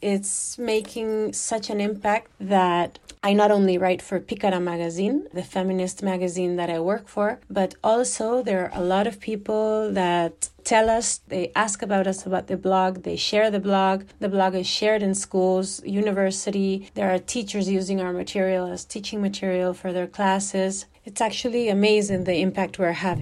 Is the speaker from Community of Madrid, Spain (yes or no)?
yes; Madrid, Community of Madrid, Spain; also born or lived in Alicante; I was born in Vallecas, same neighborhood. I was raised in a Gajo family